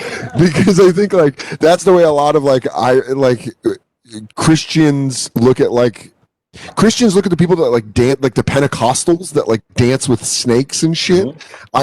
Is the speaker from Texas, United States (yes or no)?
no; Colorado, United States; now in New York, United States; growing up in Colorado